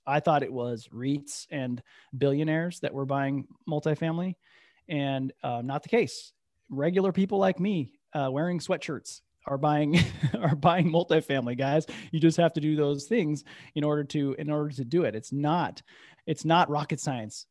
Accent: Midwest, United States; moved away; also born or lived in Bay Area, California / Capitola, California; I'm from the Midwest

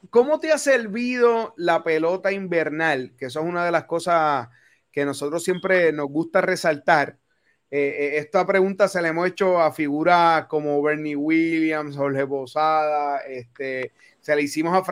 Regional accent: Bayamón, Puerto Rico; Yo soy de Bayamón también.

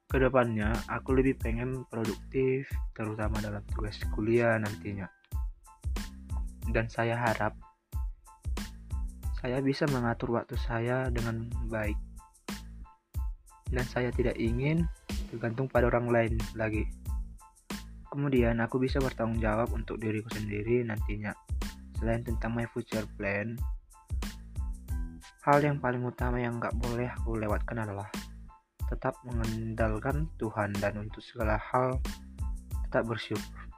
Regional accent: Samosir, North Sumatra, Indonesia; saya berasal dari Samosir

